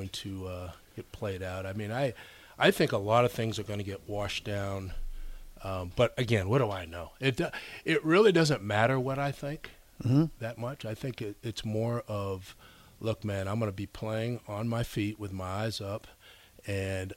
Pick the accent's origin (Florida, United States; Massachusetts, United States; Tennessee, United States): Massachusetts, United States; also born or lived in New York; I was originally from New York, yeah, but I grew up in Massachusetts